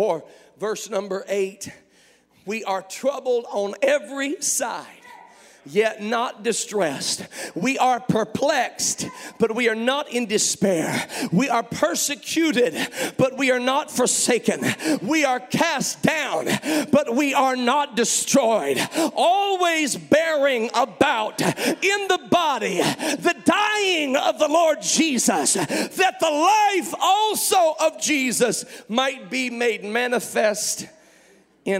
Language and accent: English; Memphis, Tennessee, United States; I was born in Memphis, Tennessee